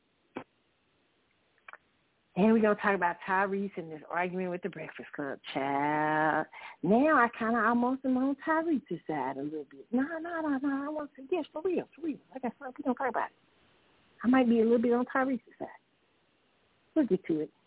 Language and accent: English; Kansas City, United States; in Kansas City, when you grew up in the Midwest